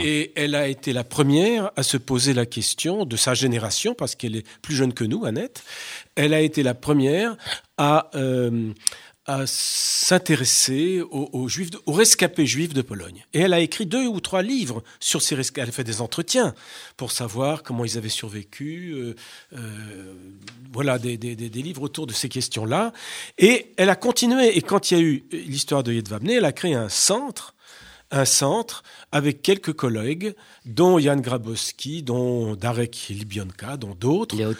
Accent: France; chez nous en France

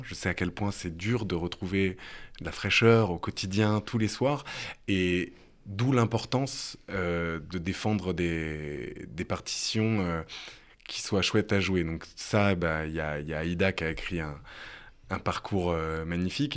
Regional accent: France; en tant que Français

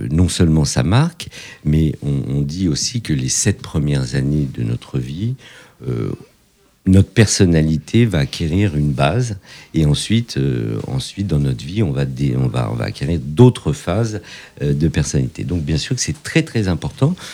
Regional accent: Morocco; born there; Et je suis né au Maroc le 16 octobre 1963.

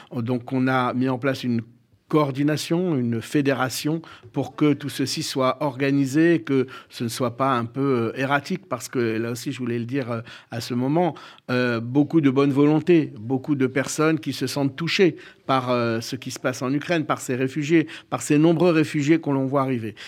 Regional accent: Bordeaux, Nouvelle-Aquitaine, France; je suis né en soixante-trois, à Bordeaux

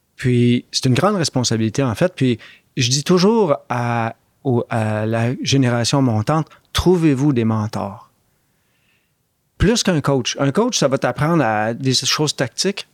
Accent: Montreal, Quebec, Canada; moved away as an adult; also born or lived in Oxford, England / Toronto; J'étais un gars de Montréal-Nord

